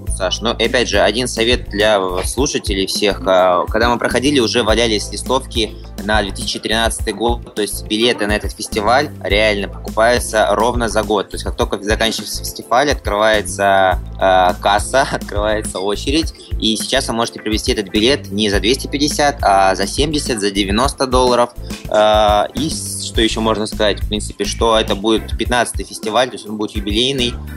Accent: Russia; мы из России

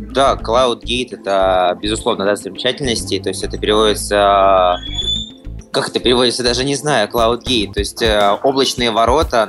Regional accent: Russia; мы из России

